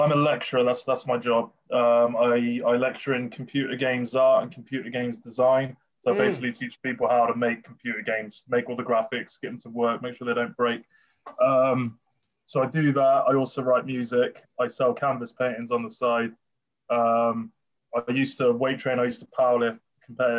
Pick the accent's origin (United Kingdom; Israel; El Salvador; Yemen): United Kingdom; Bath, South West England; moved away; That's where I'm from originally, Bath.